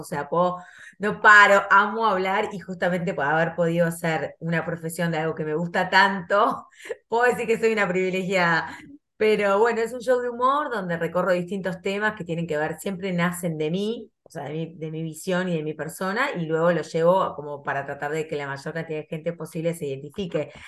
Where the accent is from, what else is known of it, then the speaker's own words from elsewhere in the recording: Uruguay; moved away as an adult; now in Argentina; yo soy uruguaya, este, nací en Uruguay, y me recibí allá, en, hice el liceo, todo